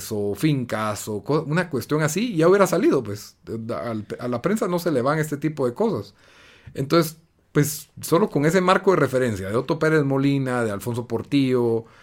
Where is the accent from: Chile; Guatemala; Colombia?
Guatemala; Soy un patriota, soy un defensor de Guatemala.